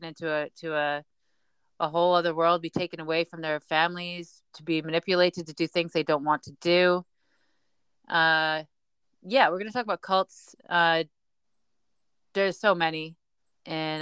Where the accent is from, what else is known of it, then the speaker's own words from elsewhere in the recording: United Kingdom; As British people